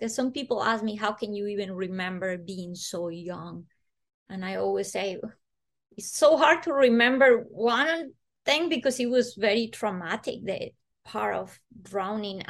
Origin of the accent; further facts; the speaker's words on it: Bogota, Bogotá Capital District, Colombia; moved away; I was born in Colombia, in Bogota